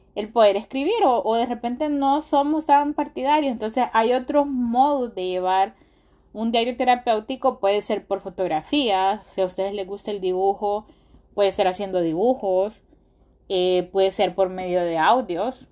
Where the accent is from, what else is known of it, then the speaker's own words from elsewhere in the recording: Honduras; nuestro país, en, Honduras, yo soy de Honduras